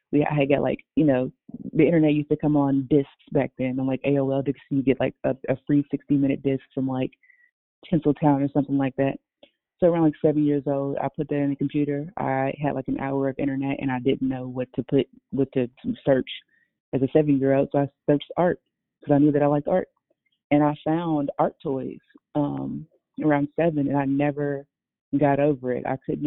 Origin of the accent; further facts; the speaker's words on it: Louisville, Kentucky, United States; I started off living in downtown Louisville, Kentucky, around like Shively Par